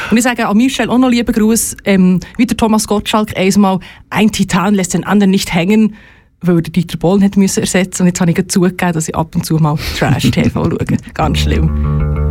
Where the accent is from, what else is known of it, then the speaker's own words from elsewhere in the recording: Entlebuch, Lucerne, Switzerland; moved away; Aber ich komme ursprünglich aus dem Entlebuch